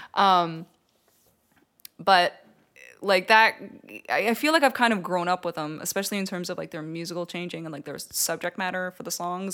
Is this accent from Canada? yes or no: yes; Canada; I'm Canadian